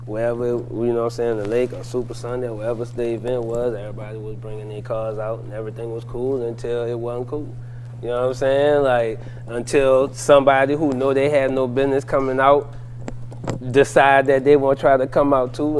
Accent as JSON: {"language": "English", "town": "New Orleans", "region": "Louisiana", "country": "United States", "said": "I'm from the East. I'm from the East Side"}